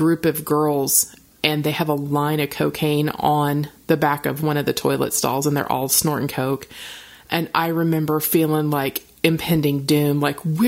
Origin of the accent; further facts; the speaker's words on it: Oklahoma, United States; I'm conservative girl from Oklahoma